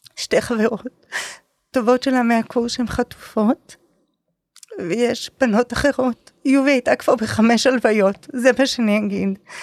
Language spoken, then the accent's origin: Hebrew; Nahariya, Northern District, Israel; אני באה מנהריה